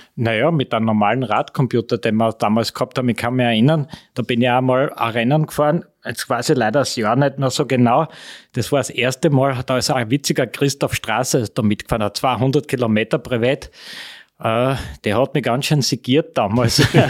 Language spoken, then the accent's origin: German; Austria; bei uns in Österreich